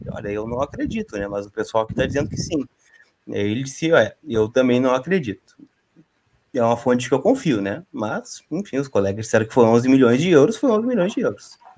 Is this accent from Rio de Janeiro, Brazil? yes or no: no; Canoas, Rio Grande do Sul, Brazil; Eu sou de Canoas. Eu sou de Canoas.